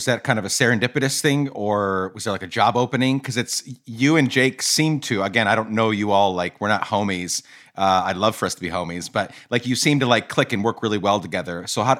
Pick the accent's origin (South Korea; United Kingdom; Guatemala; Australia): Guatemala; I grew up in Guatemala and my dad is Guatemalan.